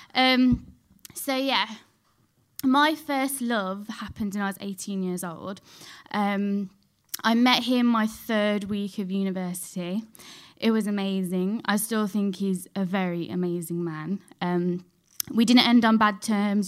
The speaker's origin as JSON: {"language": "English", "town": "Dudley", "region": "West Midlands", "country": "United Kingdom", "tie": "born or raised there", "said": "I grew up in Dudley, so, like, near Birmingham."}